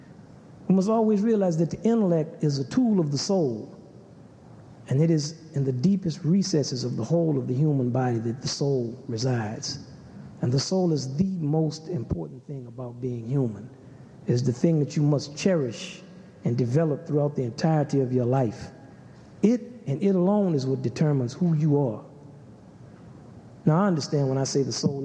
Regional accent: Kenner, Louisiana, United States; also born or lived in New Orleans; I grew up in Kenner, Louisiana, and we were basically country

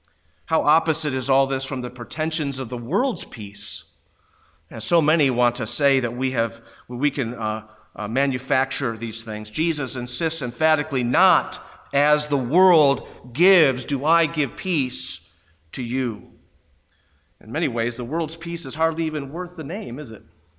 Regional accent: New York, United States; It is like where I grew up in Western New York and had so much snow.

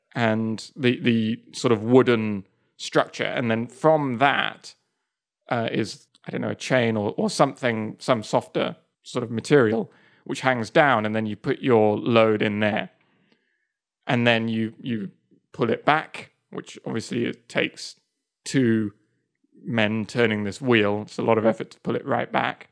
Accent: England, United Kingdom; moved away as an adult; also born or lived in Spain / Japan / Kyoto, Japan; now in United States; I still think of myself as, as pretty English

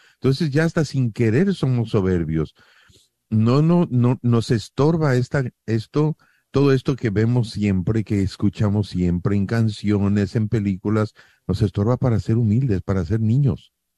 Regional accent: Mexico; somos mexicanos

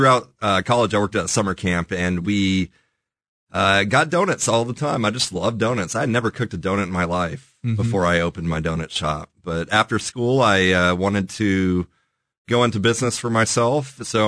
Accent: Kansas City, United States; also born or lived in Omaha, Nebraska; Kansas City born and raised.

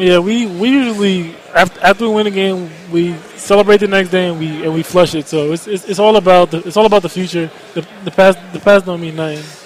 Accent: New York, United States; now in Atlanta, United States; I'm from New York.

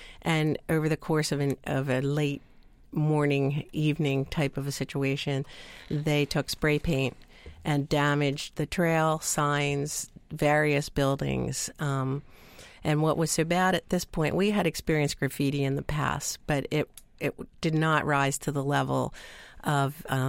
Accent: Ephrata, Pennsylvania, United States; I am from Ephrata.

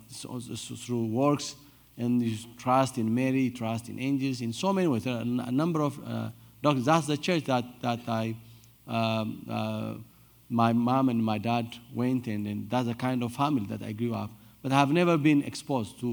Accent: Addis Ababa, Ethiopia; I came from Ethiopia. I was born and raised in Addis Ababa, the capital city.

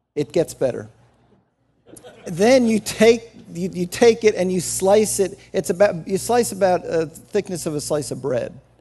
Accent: New Jersey, United States; moved away; I grew up in New Jersey

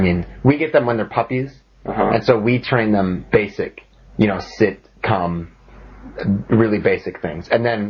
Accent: Minnesota, United States; I'm from the USA, from Minnesota.

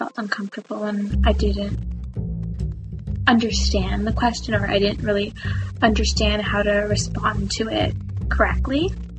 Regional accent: Toronto, Ontario, Canada; I'm from Toronto, Ontario.

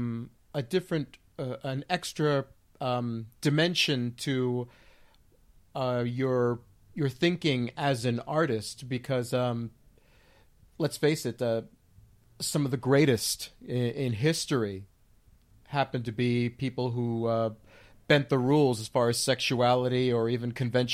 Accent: Union City, New Jersey, United States; I was born in Jersey, and Jersey City, actually, and I lived most of my formative years in Union City, New Jersey, in Hudson County

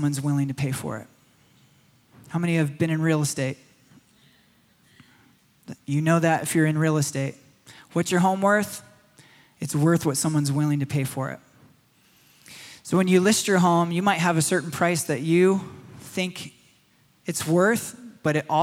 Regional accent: Michigan, United States; When I was a boy in the forests of Michigan, I grew up in Michigan

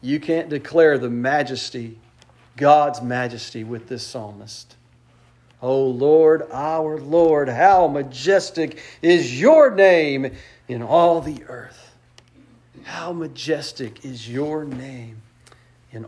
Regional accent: West Texas, United States; I grew up in West Texas.

